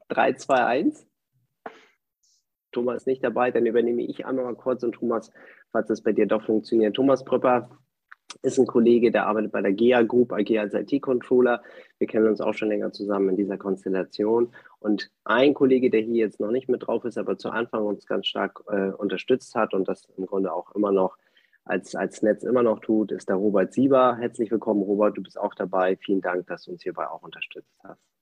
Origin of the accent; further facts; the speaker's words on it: San Sebastián, Basque Country, Spain; German is a second language; moved away; geboren bin ich in San Sebastian.